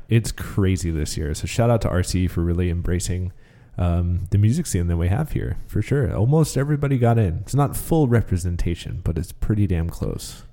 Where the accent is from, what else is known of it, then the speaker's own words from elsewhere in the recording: Marysville, Washington, United States; growing up in Marysville